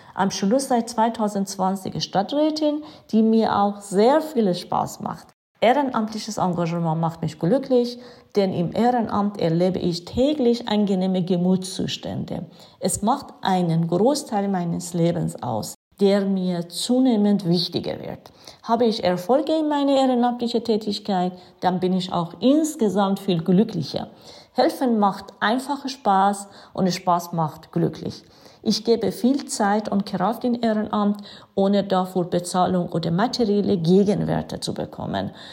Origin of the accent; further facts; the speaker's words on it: Iran; German is a second language; now in Germany; bin seit 1990 in Deutschland, komme ich ursprünglich aus dem Iran